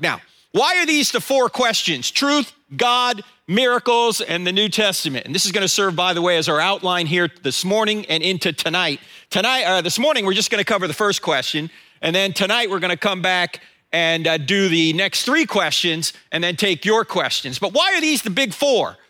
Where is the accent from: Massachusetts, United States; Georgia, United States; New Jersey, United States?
New Jersey, United States; moved away; I'm originally from New Jersey